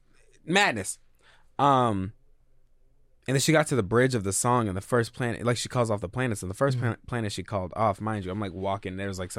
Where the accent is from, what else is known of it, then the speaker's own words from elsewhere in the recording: United States; I'm American, very American at the same time.